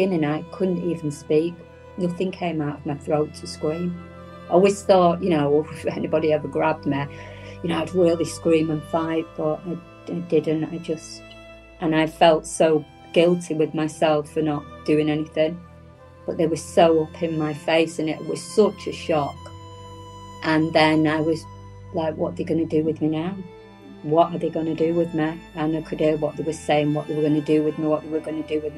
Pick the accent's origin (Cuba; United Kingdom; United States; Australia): United Kingdom; Whitefield, North West England; I grew up in Manchester, outside of Manchester. It was called Whitefield